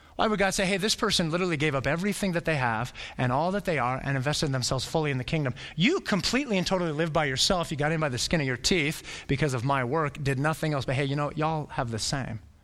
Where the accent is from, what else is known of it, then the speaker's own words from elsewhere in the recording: Flagstaff, Arizona, United States; moved away as an adult; I was born in Flagstaff